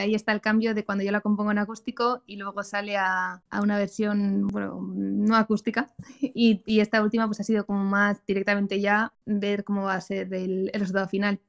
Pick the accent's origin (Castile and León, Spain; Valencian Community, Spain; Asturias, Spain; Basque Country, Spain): Basque Country, Spain; San Sebastián; yo soy de San Sebastián